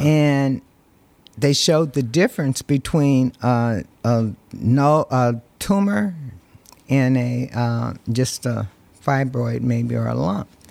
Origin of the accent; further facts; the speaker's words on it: Berkeley, California, United States; also born or lived in San Jose, California; I'm from Berkeley, California.